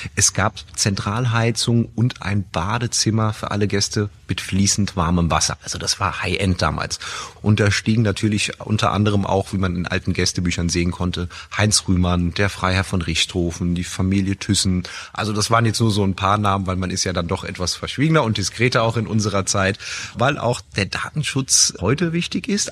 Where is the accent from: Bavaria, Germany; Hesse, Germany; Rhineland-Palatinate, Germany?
Rhineland-Palatinate, Germany; als gebürtiger Moselaner und äh, heimattreuer Hoteldirektor